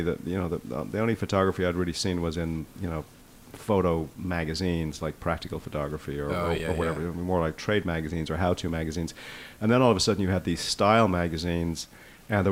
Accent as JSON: {"language": "English", "town": "Dublin", "region": "Leinster", "country": "Ireland", "tie": "born or raised there", "moved": "yes", "lives_now": "New York City, United States", "said": "I grew up in Dublin, Ireland"}